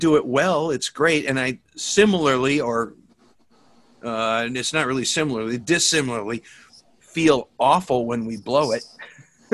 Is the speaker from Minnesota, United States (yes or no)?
yes; Minnesota, United States; I grew up in Minnesota